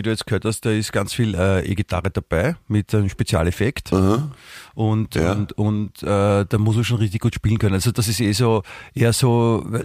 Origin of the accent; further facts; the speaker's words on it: Vienna, Austria; dann hat man natürlich vor allem als Wiener hat man dann noch mehr Rechte, äh, dann grantig zu sein